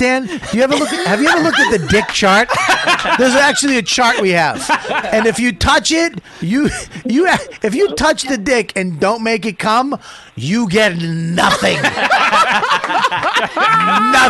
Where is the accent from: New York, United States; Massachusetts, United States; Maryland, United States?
Massachusetts, United States; Medford; I'm from Medford